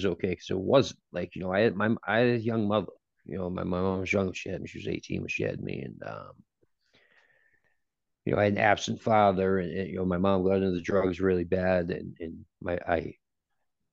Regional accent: Gloucester, Massachusetts, United States; moved away; I was born and raised in Gloucester, Massachusetts.

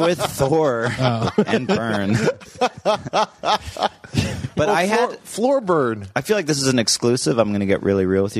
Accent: British Columbia, Canada; moved away; also born or lived in Los Angeles; I grew up in British Columbia, Canada.

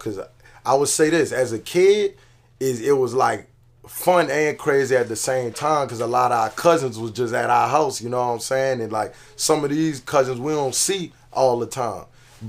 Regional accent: Baton Rouge, Louisiana, United States; also born or lived in New Orleans; I'm from New Orleans, but I grew up in Baton Rouge.

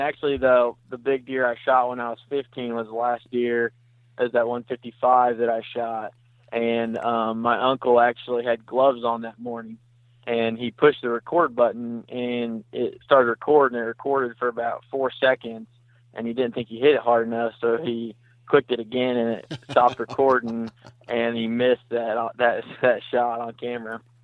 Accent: Vienna, Missouri, United States; moved away as an adult; now in St. Louis, United States; I'm from Vienna, Missouri

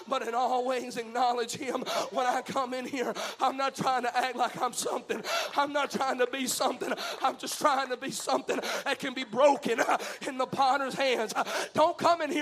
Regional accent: Mississippi, United States; I speak in double negatives. I'm from Mississippi.

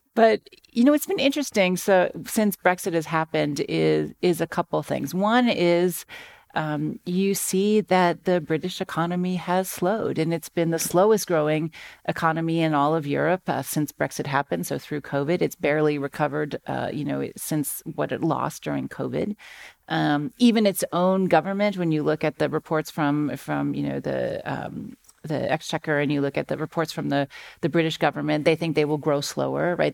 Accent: Akron, Ohio, United States; I grew up in Akron, Ohio

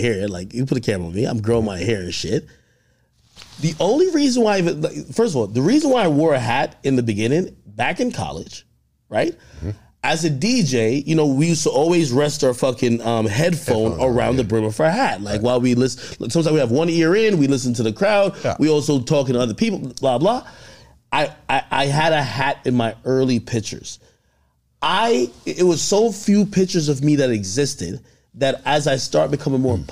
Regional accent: Jamaica; I'm from Jamaica

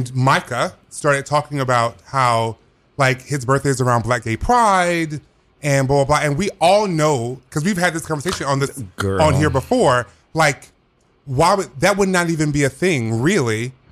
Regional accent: the South, United States; I'm from the South.

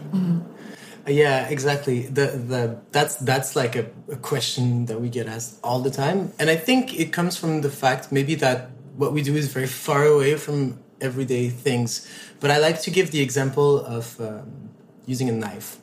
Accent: Montreal, Quebec, Canada; i grew up in montreal

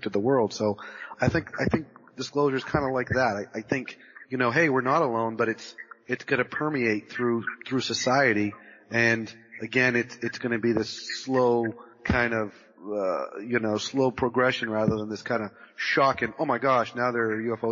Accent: Massachusetts, United States; also born or lived in California; I'm originally from Massachusetts, born and raised in Massachusetts, and lived in New England majority of my life

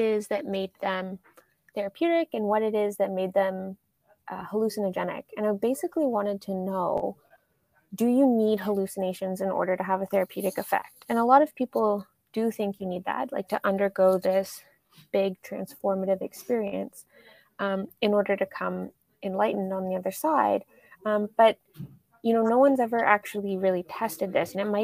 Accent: Canada; moved away; I grew up in Canada

